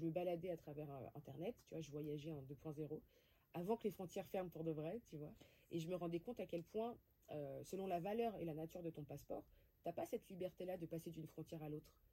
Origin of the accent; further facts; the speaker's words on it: Créteil, Île-de-France, France; j'ai grandi à Créteil. Donc je viens principalement de là, avec des origines d'Afrique du Nord, donc d'Algérie et de Tunisie